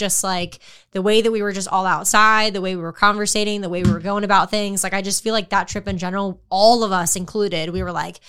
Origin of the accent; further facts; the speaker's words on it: Florida, United States; I'm from Florida.